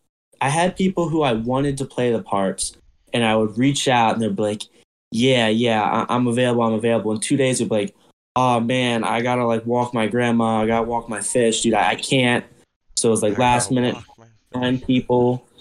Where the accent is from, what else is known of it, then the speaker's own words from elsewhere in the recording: Maryland, United States; In my hometown in Maryland at my house.